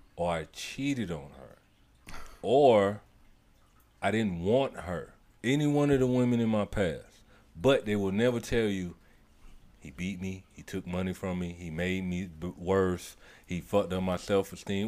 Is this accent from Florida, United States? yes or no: yes; St. Petersburg, Florida, United States; I am originally born and raised in St. Petersburg, Florida